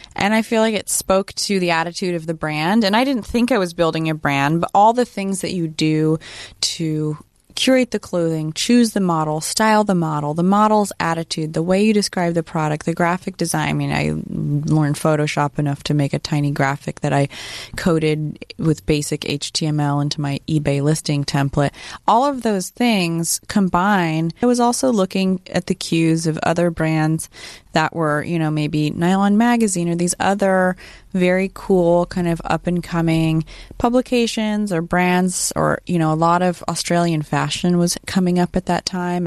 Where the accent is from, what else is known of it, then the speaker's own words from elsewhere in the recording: Sacramento, California, United States; I grew up in Sacramento